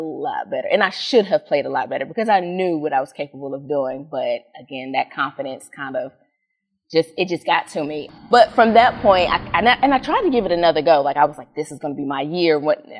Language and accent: English; Washington, District of Columbia, United States; moved away; also born or lived in Maryland / North Metro Atlanta, Georgia; I'm born and raised in Washington, D.C.